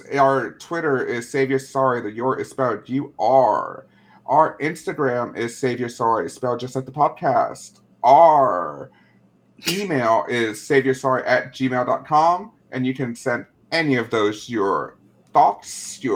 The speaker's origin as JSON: {"language": "English", "country": "United States", "accent": "very American", "said": "I have a very American accent"}